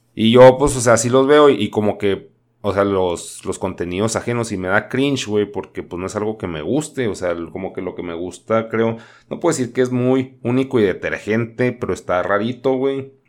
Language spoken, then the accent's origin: Spanish; Chihuahua, Mexico; Yo soy de Chihuahua